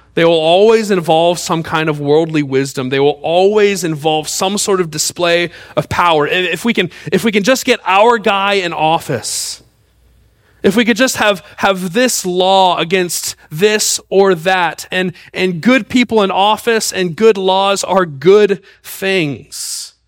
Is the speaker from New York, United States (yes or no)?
no; Mississippi, United States; I was born in Mississippi